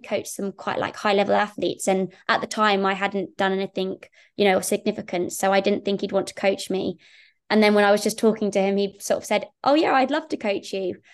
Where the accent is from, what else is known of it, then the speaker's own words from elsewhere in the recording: Saffron Walden, East of England, United Kingdom; I grew up just outside Cambridge, and I went to school in a little town called Saffron Walden, which is, yeah, very close to Cambridge